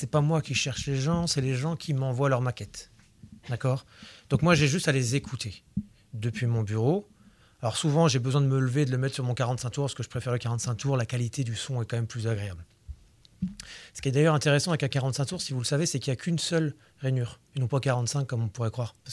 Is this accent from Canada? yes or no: no; Brittany, France; mais je suis breton. Et euh, effectivement, en Bretagne, manger, c'est tricher, c'est très important.